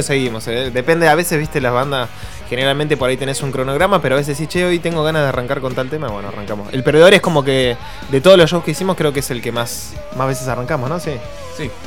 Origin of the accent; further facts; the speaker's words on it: Buenos Aires Province, Argentina; de Lanús, la mitad de la banda y la otra mitad de Temperley